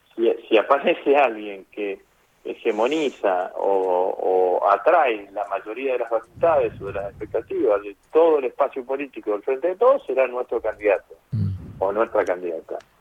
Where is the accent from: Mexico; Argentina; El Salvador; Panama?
Argentina; Rosario, Santa Fe; como rosarino